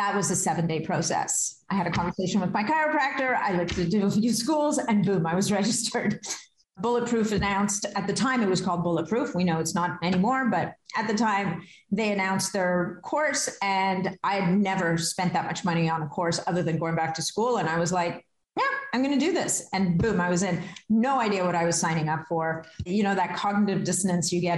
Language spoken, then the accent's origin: English; Canada; I am Canadian.